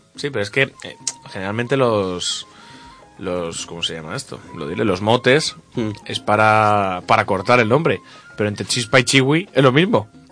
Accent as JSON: {"language": "Spanish", "town": "San Isidro", "country": "Spain", "tie": "born or raised there", "said": "en San Isidro, mi pueblo"}